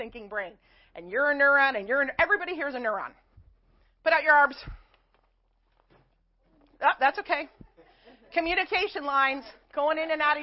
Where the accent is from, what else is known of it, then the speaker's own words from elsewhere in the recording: Chicago, Illinois, United States; I'm also from Chicago, so I talk kind of fast